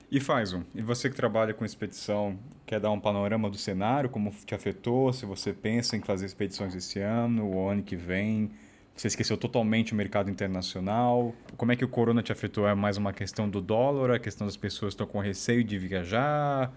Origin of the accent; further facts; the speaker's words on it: Taubaté, São Paulo, Brazil; moved away; eu sou de Taubaté